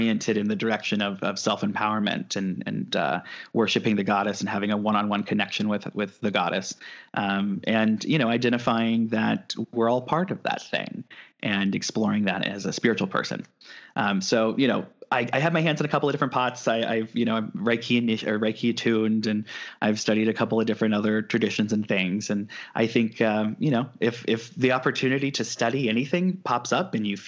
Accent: Midwest, United States; now in California, United States; I'm from the Midwest

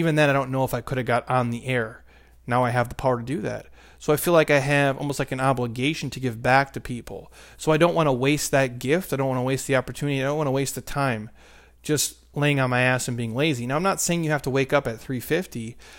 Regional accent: Minnesota, United States; now in Arizona, United States; I grew up in Minnesota where it's negative, you know, 20 degrees.

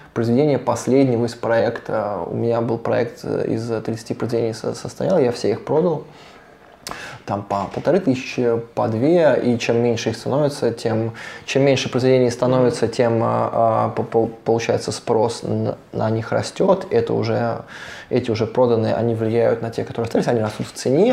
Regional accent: Voronezh, Voronezh Oblast, Russia; also born or lived in Saint Petersburg / Montenegro; я художник из Воронежа, мы занимаемся вообще развитием Воронежа.

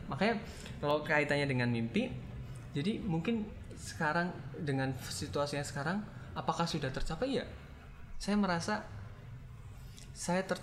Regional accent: Cilacap, Central Java, Indonesia; jadi desa saya apa Cilacap itu punya jargon

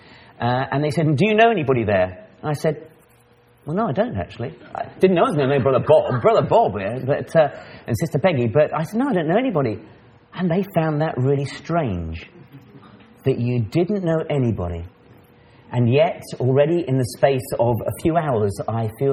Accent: Maidenhead, South East England, United Kingdom; I'm from England, from an ecclesia called the Maidenhead Ecclesia. Now, Maidenhead is a little town

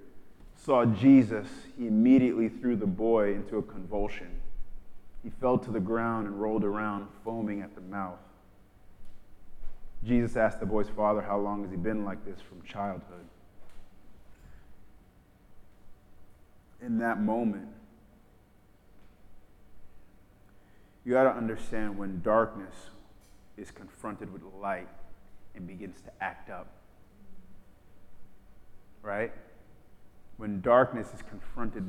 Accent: New York, United States; when I was growing up in New York

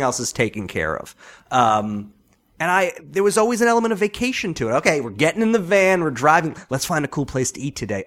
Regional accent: Long Island, New York, United States; moved away; I grew up, I'm from Long Island

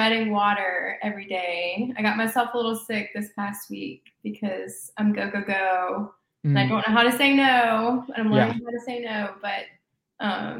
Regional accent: Birmingham, Alabama, United States; also born or lived in Gardendale, Alabama; I am from Birmingham and I currently live in Birmingham. So I went to Vestavia.

